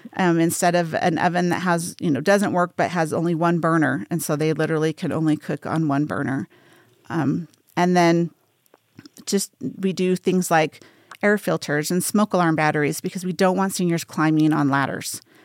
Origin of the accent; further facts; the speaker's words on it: Salt Lake City, Utah, United States; now in Las Vegas, United States; I grew up in Salt Lake City, Utah, so I'm not super far from home, but I've lived here for thirty years.